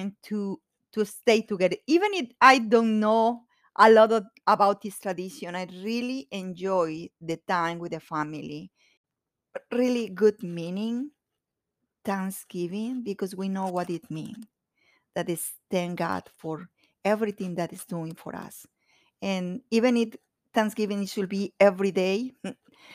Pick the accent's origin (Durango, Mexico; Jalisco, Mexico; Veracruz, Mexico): Veracruz, Mexico; Orizaba; moved away as an adult; I am from Mexico. The state of Veracruz, and a little beautiful town that is Orizaba